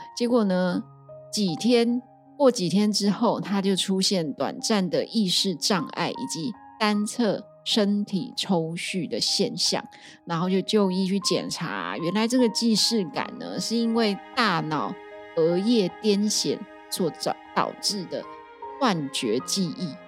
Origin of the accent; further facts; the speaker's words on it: Taiwan; accent: Taiwanese Mandarin (台湾国语); 我今天一直台湾国语